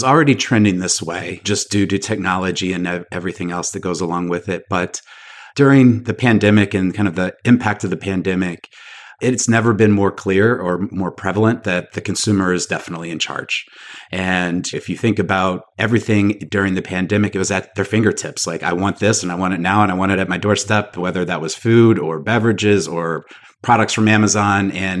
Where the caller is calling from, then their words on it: Charlotte, North Carolina, United States; Charlotte, North Carolina today.